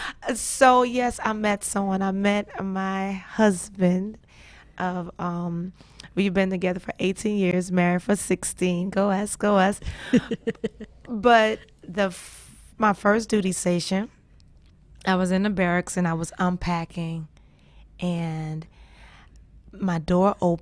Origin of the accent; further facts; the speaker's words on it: New Orleans, Louisiana, United States; I'm from New Orleans. There's no mountains. We below sea level.